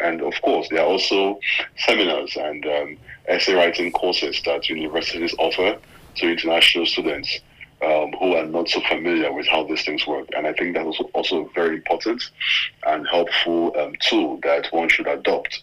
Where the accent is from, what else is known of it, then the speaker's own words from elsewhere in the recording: Nigeria; being a Nigerian, being a Nigerian